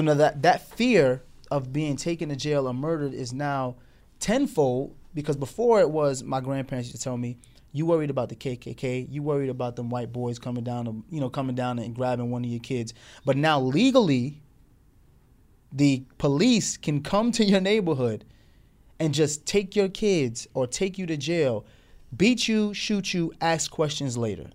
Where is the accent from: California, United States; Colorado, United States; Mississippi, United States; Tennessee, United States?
Tennessee, United States; Morristown; we were now growing up with her in Tennessee, Morristown, Tennessee, in the South